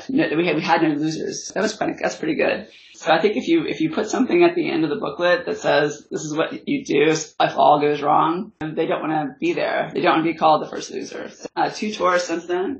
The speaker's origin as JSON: {"language": "English", "region": "West Virginia", "country": "United States", "moved": "yes", "said": "I was originally from West Virginia"}